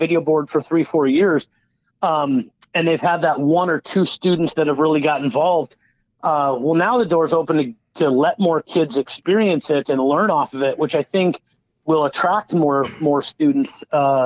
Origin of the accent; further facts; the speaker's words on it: Madison, Wisconsin, United States; I'm from another Big Ten area of Madison, Wisconsin